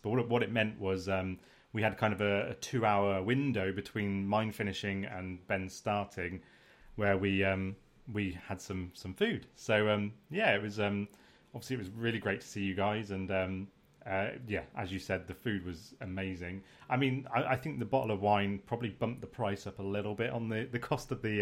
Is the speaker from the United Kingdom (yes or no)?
yes; United Kingdom; we're British